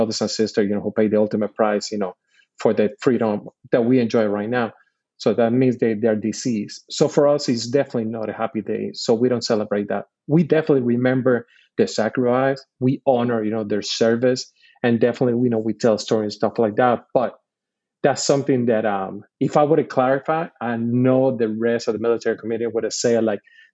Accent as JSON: {"language": "English", "country": "Puerto Rico", "tie": "born or raised there", "moved": "as an adult", "said": "I'm born and raised in Puerto Rico. I did all my schooling from kindergarten all the way to my second year in college in Puerto Rico"}